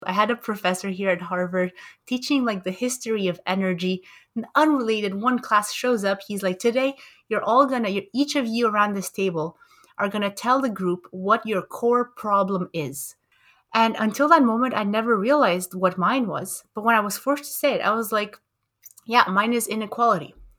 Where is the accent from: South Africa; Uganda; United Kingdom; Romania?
Romania; moved away; also born or lived in Montreal, Canada; that's where I grew up in Romania